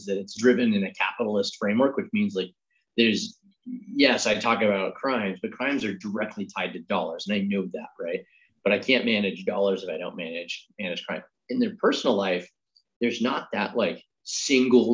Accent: Oregon, United States; growing up in Oregon

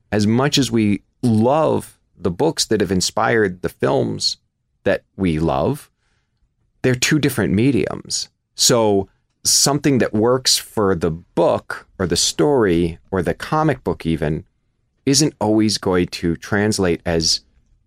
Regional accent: Kansas, United States; the world that I knew growing up as a kid. I'm from Kansas

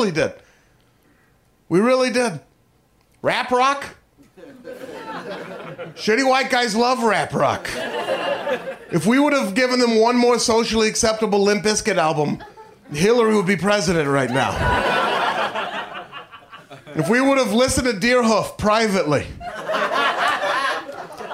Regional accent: Portland, Oregon, United States; I am from Portland, Oregon.

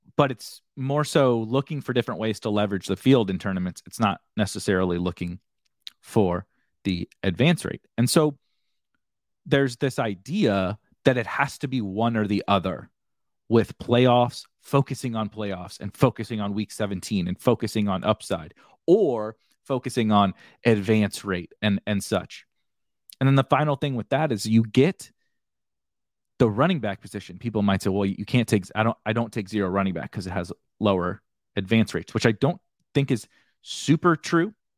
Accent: St. Louis, Missouri, United States; I'm from St. Louis

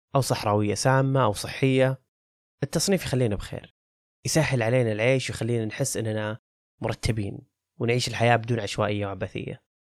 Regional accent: Saudi Arabia; عننا كسعوديين

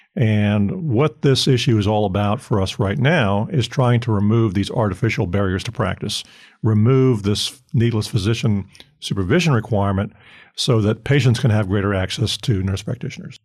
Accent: Fort Lauderdale, Florida, United States; moved away; I grew up in Florida.

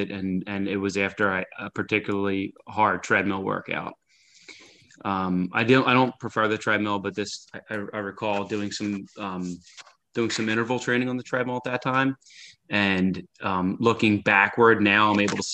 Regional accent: Philadelphia, Pennsylvania, United States; I'm originally from Philadelphia, Pennsylvania

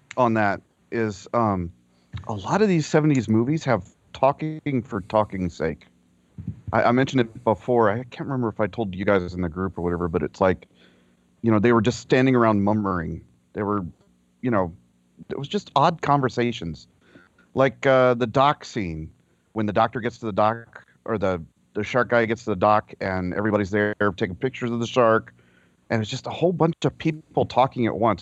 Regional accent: Florida, United States; I grew up in Florida

